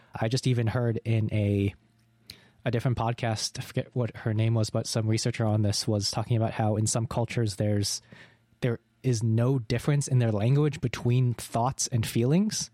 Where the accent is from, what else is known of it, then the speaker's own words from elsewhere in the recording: New England, United States; moved away; I'm currently in my hometown, which is in New England in America, and it's like, there were on, there's only two thousand people here.